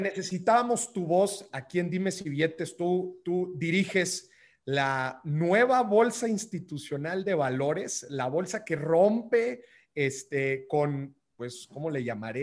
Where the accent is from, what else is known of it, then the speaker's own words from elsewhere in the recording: northern Mexico, Mexico; moved away; como decimos allá en el norte